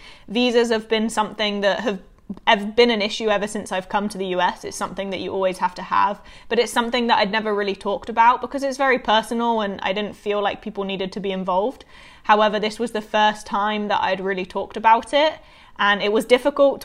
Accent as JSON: {"language": "English", "town": "Bournemouth", "region": "South West England", "country": "United Kingdom", "tie": "born or raised there", "also_born_or_lived": "Florida, United States / Savannah, Georgia, United States", "moved": "yes", "lives_now": "United States", "said": "I grew up in the UK. I started bowling in the UK"}